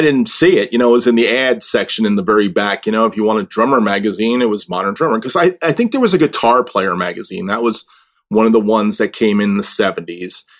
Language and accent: English; New Jersey, United States; I grew up in Jersey